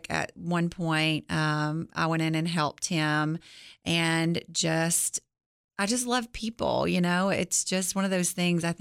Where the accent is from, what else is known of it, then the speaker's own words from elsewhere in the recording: Gainesboro, Tennessee, United States; I am from Gainesboro.